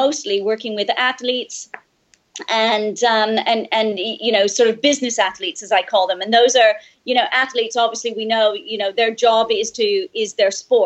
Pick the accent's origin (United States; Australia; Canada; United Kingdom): Canada; moved away; growing up in Canada, we have such very strong seasons